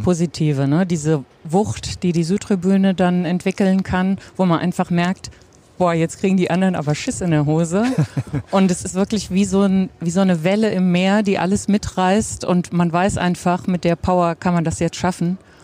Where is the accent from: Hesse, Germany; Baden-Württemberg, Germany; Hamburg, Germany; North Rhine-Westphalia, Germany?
Hesse, Germany; Offenbach am Main; now in Butzbach, Germany; Also eigentlich komme ich ursprünglich aus Offenbach.